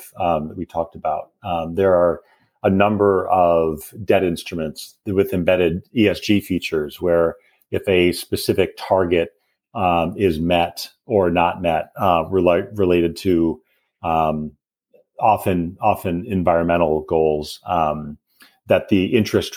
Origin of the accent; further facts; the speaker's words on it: Wisconsin, United States; I also grew up in Wisconsin